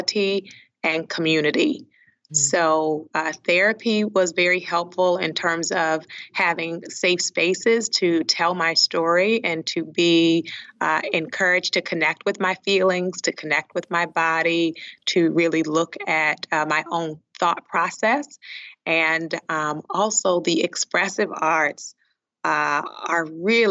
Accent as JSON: {"language": "English", "town": "Baltimore", "region": "Maryland", "country": "United States", "also_born_or_lived": "Liberia", "said": "When I went home to Baltimore for one of the breaks"}